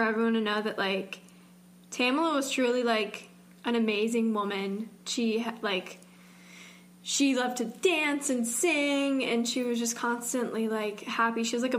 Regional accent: Georgia, United States; … and I, we can talk about this because we're both from Georgia.

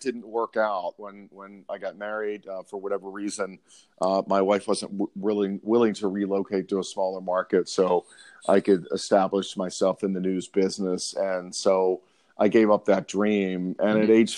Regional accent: Baltimore, Maryland, United States; I'm from Baltimore, Maryland. Was raised by a single mom in the inner city of Baltimore

